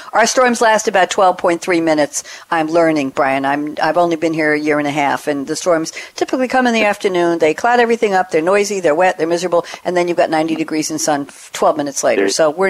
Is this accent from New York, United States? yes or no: yes; Long Island, New York, United States; moved away as an adult; now in Durham, United States; I'm formerly from Long Island here in Durham. August 27th will be 2 years.